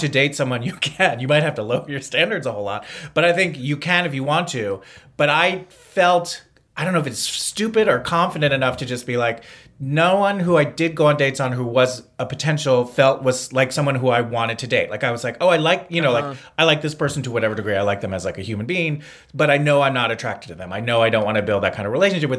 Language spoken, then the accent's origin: English; East Coast, United States; moved away; I'm from the East Coast